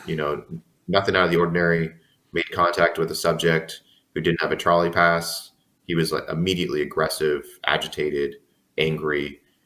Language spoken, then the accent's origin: English; San Diego, California, United States; I'm born and raised in San Diego.